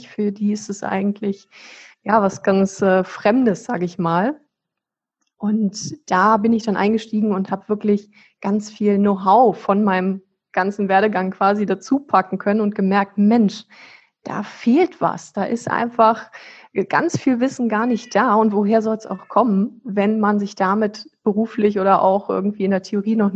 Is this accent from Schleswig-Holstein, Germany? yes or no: yes; Flensburg, Schleswig-Holstein, Germany; Also ich, ich bin ja selber so ein deutsches Nordlicht. Ich komme hier aus Flensburg im Ursprung, das ist an der dänischen Grenze ganz oben